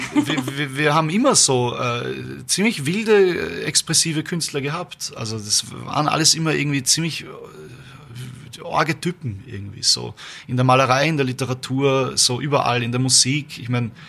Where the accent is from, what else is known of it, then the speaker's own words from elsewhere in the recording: Vienna, Austria; wir sind Wiener, Österreicher